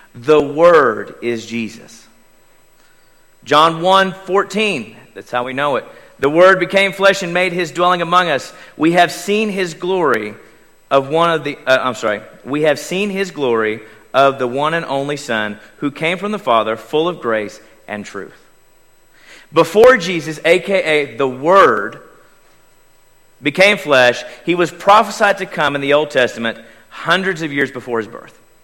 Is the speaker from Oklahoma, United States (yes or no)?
yes; Davis, Oklahoma, United States; born or raised there; moved away